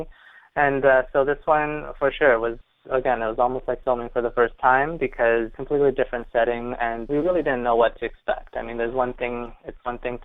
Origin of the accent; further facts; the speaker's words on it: Canada; we're from Canada